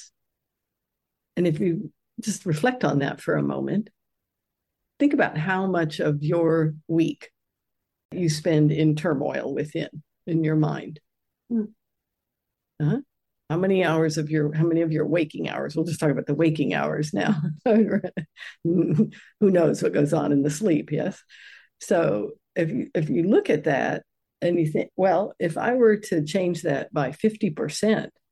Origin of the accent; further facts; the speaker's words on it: United States; I grew up in the United States